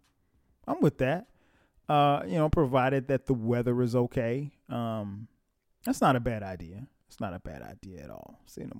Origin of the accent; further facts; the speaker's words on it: Florence, South Carolina, United States; now in Atlanta, United States; I started thinking about my old neighborhood and where I grew up in Florence, South Carolina, my old stomping grounds.